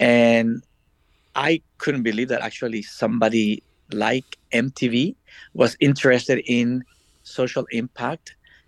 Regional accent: El Salvador; moved away as an adult; also born or lived in Washington, D.C. / Miami; I was born and raised in El Salvador.

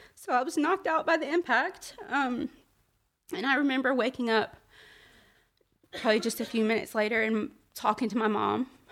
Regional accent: Birmingham, Alabama, United States; I was born and raised in Birmingham

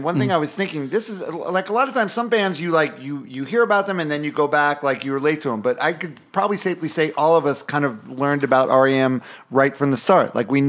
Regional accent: New York, United States; I'm from New York.

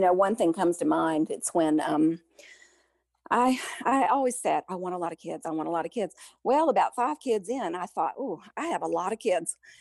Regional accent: Memphis, Tennessee, United States; moved away as an adult; I grew up in Memphis

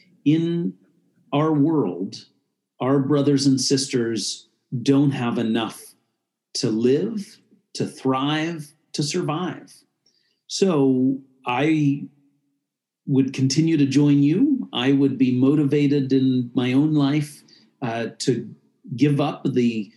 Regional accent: United States; I was born in the United States

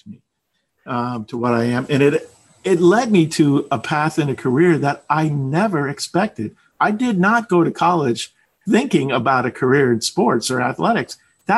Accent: South Florida, United States; moved away as an adult; also born or lived in Maryland / Oklahoma; I grew up in South Florida.

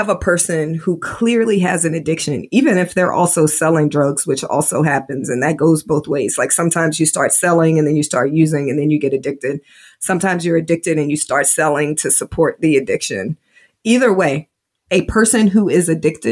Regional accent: Indianapolis, Indiana, United States; now in Georgia, United States; Grew up in Indiana, which is very conservative

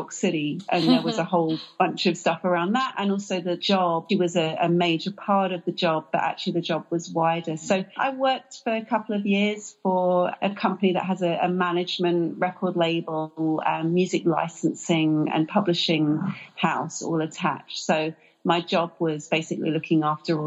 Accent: England, United Kingdom; now in United States; I am an immigrant, I am British

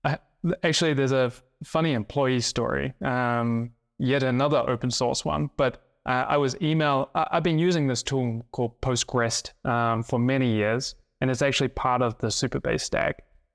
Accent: South Island, New Zealand; also born or lived in Thailand; I lived in Thailand actually as a young kid, but then spent most of my childhood growing up in the South Island of New Zealand. I went to a boarding school because I lived on a farm.

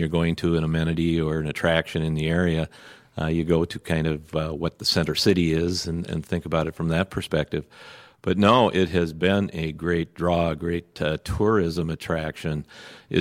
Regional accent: Minneapolis, Minnesota, United States; also born or lived in Bloomington, Minnesota; I grew up in Minneapolis

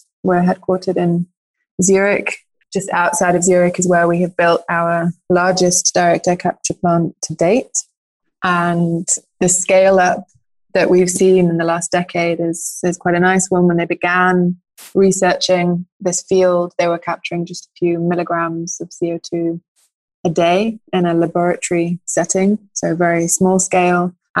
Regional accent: United Kingdom; also born or lived in Norway; now in Switzerland; By origin, I'm British-Norwegian, landed in Switzerland after my studies

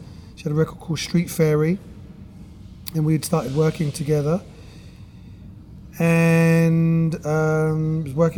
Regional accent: London, United Kingdom; moved away as an adult; also born or lived in Brooklyn; I grew up in the UK, in London, in East London

